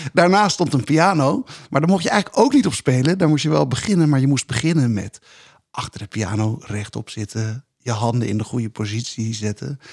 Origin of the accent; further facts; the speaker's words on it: Rotterdam, South Holland, Netherlands; also born or lived in Dordrecht; toevallig in Dordrecht dan geboren, maar in Rotterdam opgegroeid.